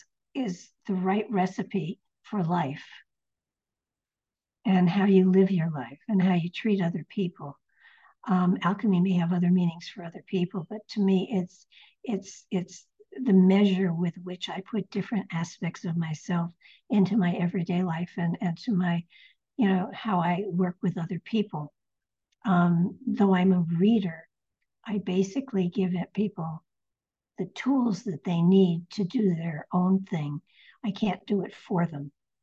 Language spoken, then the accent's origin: English; Connecticut, United States; now in Nashville, United States; When I moved here to Nashville, I came from Connecticut, which is very much north, very much northern.